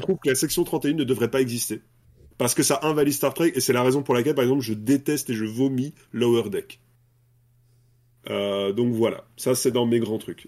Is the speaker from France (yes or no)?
no; Brussels, Brussels-Capital Region, Belgium; je suis belge, je viens de Bruxelles.